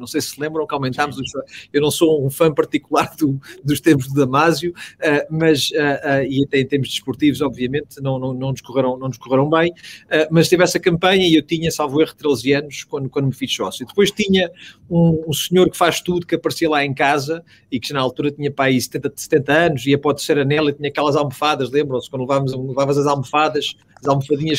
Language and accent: Portuguese; Portugal; moved away as an adult; now in Houston, United States; cresci em Portugal, estudei em Portugal